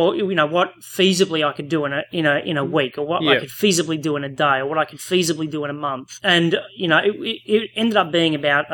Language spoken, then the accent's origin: English; Australia; accent: Australian; we're Australian.